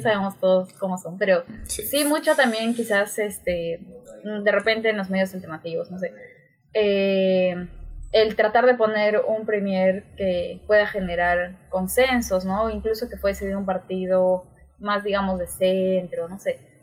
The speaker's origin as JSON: {"language": "Spanish", "town": "Juliaca", "region": "Puno", "country": "Peru", "tie": "born or raised there", "also_born_or_lived": "Cusco", "moved": "yes", "lives_now": "Lima, Peru", "said": "yo crecí en Juliaca"}